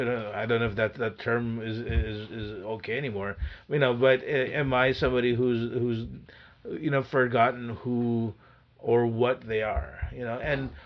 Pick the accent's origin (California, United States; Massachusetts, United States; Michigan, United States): California, United States; Van Nuys; also born or lived in Panorama City; You know, Van Nuys, Panorama City.